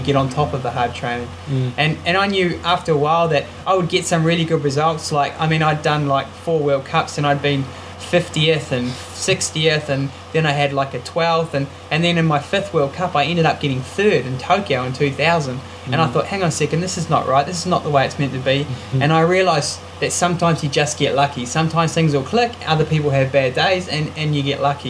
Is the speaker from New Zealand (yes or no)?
yes; Manawatū-Whanganui, New Zealand; when I was a kid growing up in the Manawatu